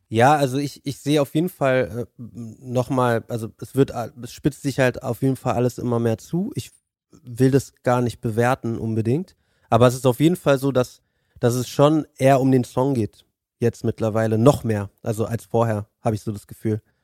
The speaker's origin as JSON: {"language": "German", "region": "Berlin", "country": "Germany", "said": "Ich bin ja Berliner"}